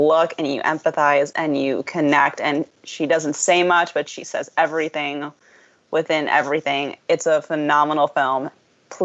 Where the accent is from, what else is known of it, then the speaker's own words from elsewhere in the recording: Long Island, New York, United States; I grew up on Long Island